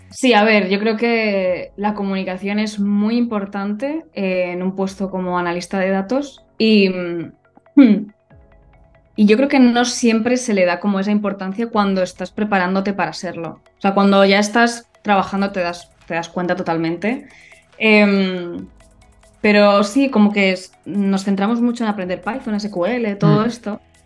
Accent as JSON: {"language": "Spanish", "town": "Madrid", "region": "Community of Madrid", "country": "Spain", "tie": "born or raised there", "also_born_or_lived": "Germany", "said": "yo nací en Madrid y casi siempre he vivido en Madrid."}